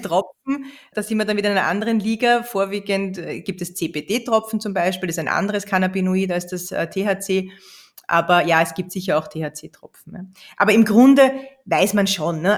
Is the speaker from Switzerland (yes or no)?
no; Austria; bei uns in Österreich